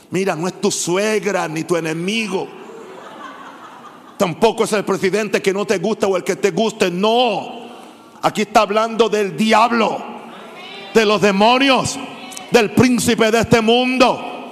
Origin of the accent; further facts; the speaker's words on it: Panama; O yo simplemente soy, soy panameño. Si yo fuera gringo, fuera millonario igual que papá.